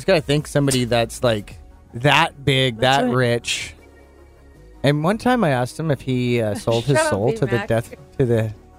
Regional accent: Okanagan, British Columbia, Canada; Carly and I are both born and raised in the Okanagan. I'm south. She's north.

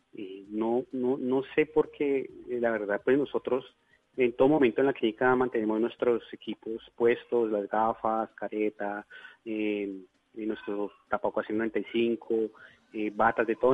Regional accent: Bogotá, Colombia; moved away as an adult; now in Leticia, Colombia; yo soy bogotano, pero hace próximamente unos nueve años me radiqué

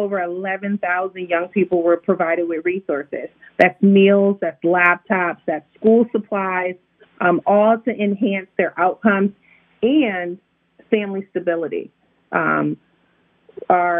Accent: Connecticut, United States; now in Maryland, United States; I'm from Connecticut, so excuse the way I pronounce words

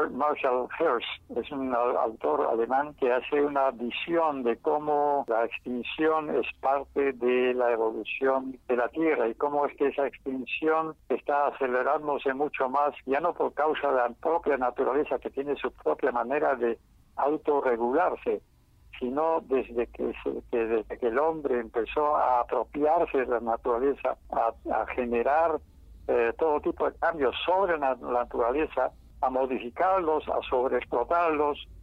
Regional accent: Peru; first language Quechua; Spanish is a second language; una persona que nació en un pueblo pequeño y siguió hablando el quechua hasta sus últimos días, se apropió del inglés como un medio eficaz para poder globalizarse

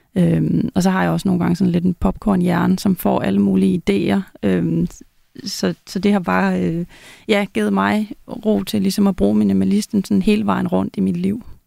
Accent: Denmark; moved away as an adult; now in Zealand, Denmark; jeg flyttede fra Jylland til, til Sjælland

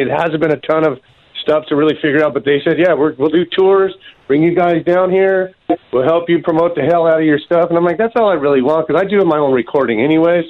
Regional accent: Spring Valley, California, United States; moved away as an adult; also born or lived in Ocean Beach, San Diego; I moved from Spring Valley. I moved out to OB as soon as I graduated high school

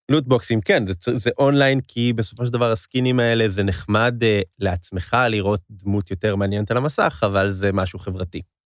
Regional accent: Israel; אני ואתה, ישראלים

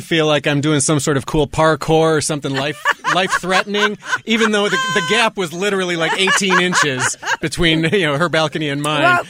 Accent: Milwaukee, Wisconsin, United States; But yeah, born and raised in Milwaukee, Wisconsin.

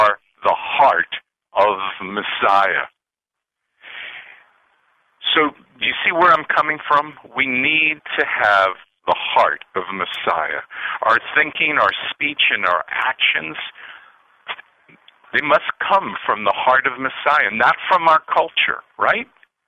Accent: United States; a white Jew whose father came to this country with nothing, but I grew up in a healthy love for this country

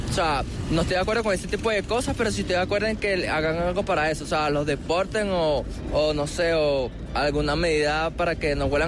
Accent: Venezuela; now in Bogotá, Colombia; Yo sí soy venezolano

